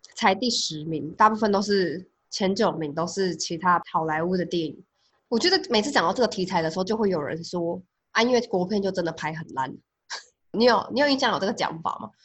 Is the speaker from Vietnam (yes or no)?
no; Taiwan; 我们在台湾长大